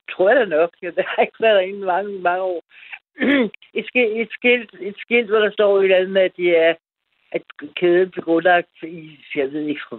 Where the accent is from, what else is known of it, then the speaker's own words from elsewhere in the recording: Gentofte, Capital Region of Denmark, Denmark; now in Copenhagen, Denmark; jeg kommer fra Gentofte.